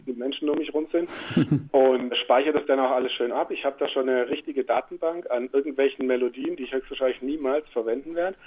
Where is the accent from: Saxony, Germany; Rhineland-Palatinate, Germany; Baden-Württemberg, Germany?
Baden-Württemberg, Germany; near Stuttgart; moved away as an adult; now in Switzerland; ich bin jetzt ja in der Nähe von Stuttgart groß geworden